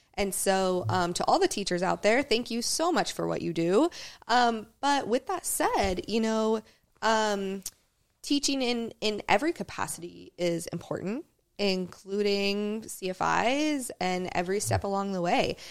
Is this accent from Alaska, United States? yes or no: yes; Talkeetna, Alaska, United States; I grew up flying with him in Talkeetna, is where I was born.